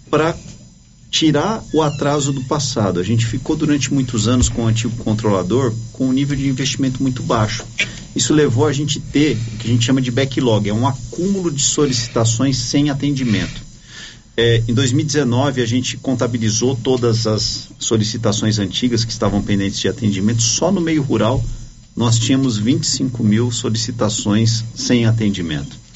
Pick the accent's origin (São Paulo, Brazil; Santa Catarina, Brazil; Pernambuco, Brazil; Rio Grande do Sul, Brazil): São Paulo, Brazil; now in Goiás, Brazil; Eu venho de São Paulo, estou alguns anos aqui em Goiás